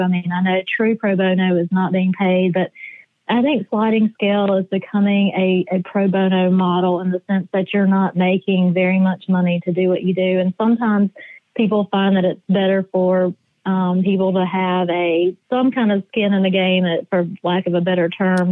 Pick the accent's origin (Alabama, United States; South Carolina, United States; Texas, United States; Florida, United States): South Carolina, United States; Easley; now in Columbia, United States; I grew up in Easley, which is about 20 minutes outside of Clemson